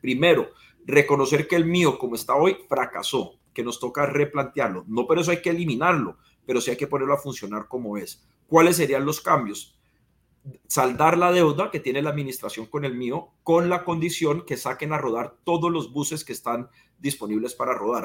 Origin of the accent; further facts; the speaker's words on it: Cali, Valle del Cauca, Colombia; como caleño, porque ante todo yo soy caleño